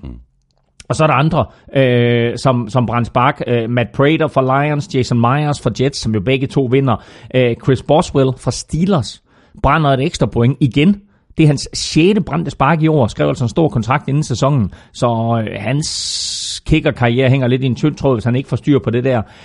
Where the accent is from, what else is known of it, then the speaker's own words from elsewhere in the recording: Herning, Central Denmark Region, Denmark; Chili Claus og jeg, vi er begge to fra Herning og har kendt hinanden i over femogtyve år.